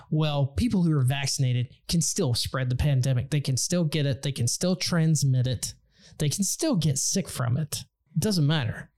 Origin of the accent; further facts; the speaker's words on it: Texas, United States; Texas, my home state